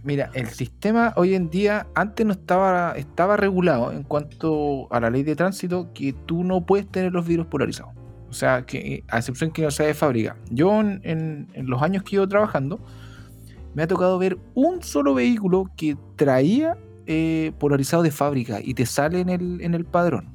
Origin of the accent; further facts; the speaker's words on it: Chile; como buen chileno